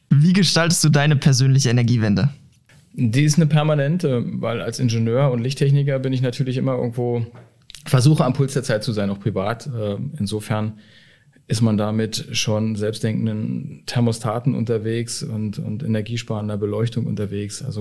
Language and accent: German; Frankfurt, Hesse, Germany; Oh, also jetzt als Frankfurter muss ich sagen, Frankfurt.